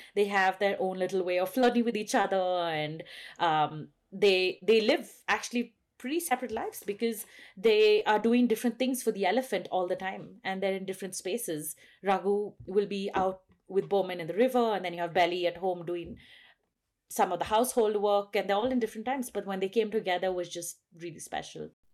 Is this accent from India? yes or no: yes; Western Ghats, South India, India; also born or lived in Bangalore, India; I live at seven thousand feet in the western ghats of South India